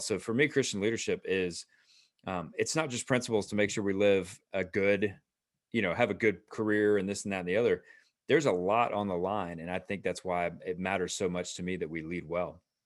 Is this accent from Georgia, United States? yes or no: yes; Atlanta, Georgia, United States; also born or lived in Roswell; we are, uh, again, native Atlanta